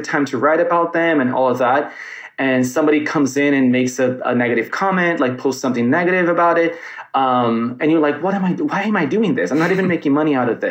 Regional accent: United States; as an American

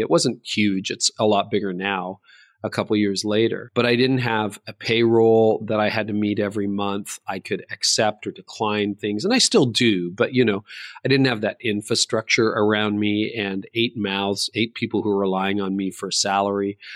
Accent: Canada; I was born in Canada

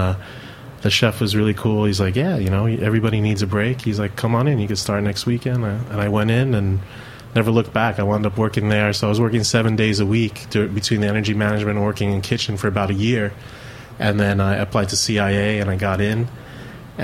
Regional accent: New York City, New York, United States; growing up, I was born here in New York City, and my mom's from the Philippines

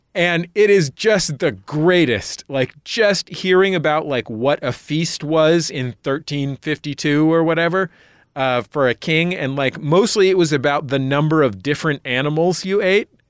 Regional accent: San Francisco, California, United States; I grew up in San Francisco where all regional accents are combined into one super accent

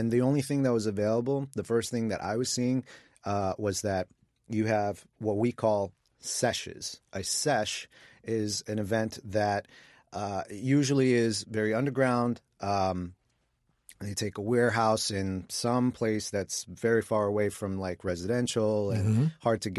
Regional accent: Queens, New York, United States; You know, Mike and I are both native New Yorkers. I grew up in Queens, Mike in the Bronx.

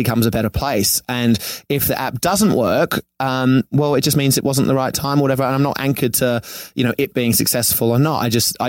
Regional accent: Sydney, New South Wales, Australia; moved away as an adult; also born or lived in Venice Beach, Los Angeles; now in Los Angeles, United States; I come from Manly in Sydney, which is on the beach.

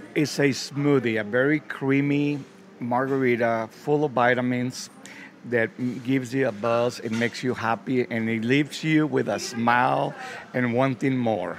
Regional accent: Mexico; moved away; growing up in Mexico, growing up seeing my grandfather

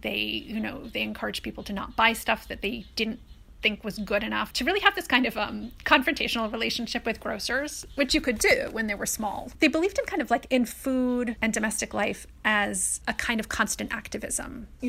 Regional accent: Brooklyn, New York, United States; My mother raised me by herself, and she was from England, and she was this kind of cool hippie chick who was interested in everything. And so she loved New York.

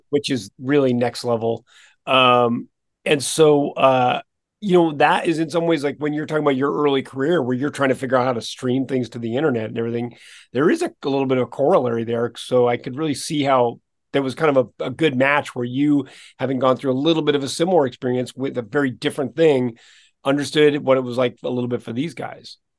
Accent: Princeton, New Jersey, United States; Born, yeah, I was born in Princeton

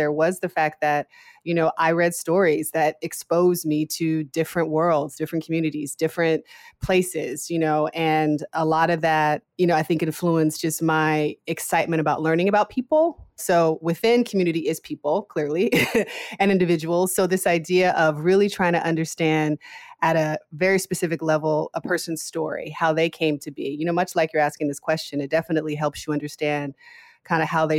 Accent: Seattle, Washington, United States; I'm originally from Seattle, Washington.

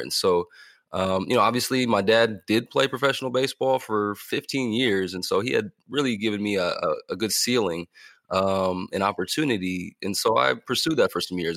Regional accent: California, United States; also born or lived in Missouri / Kentucky / Indiana / Ohio; growing up in California

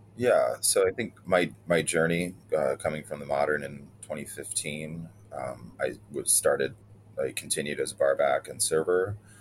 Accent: Elmira, New York, United States; now in New York City, United States; growing up in Elmira

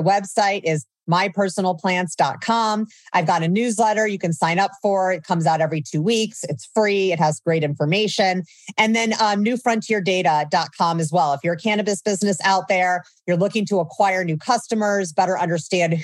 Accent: Indiana, United States; moved away as an adult; also born or lived in Oakland, California; I grew up in Indiana.

